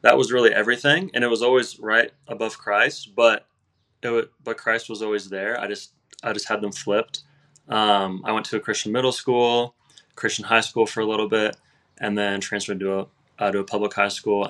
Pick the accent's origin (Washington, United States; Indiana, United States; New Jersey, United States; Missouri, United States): Indiana, United States; I'm from Indiana.